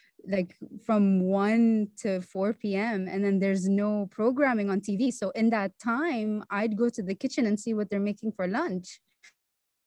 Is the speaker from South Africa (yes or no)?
no; Bahrain; born and raised in Bahrain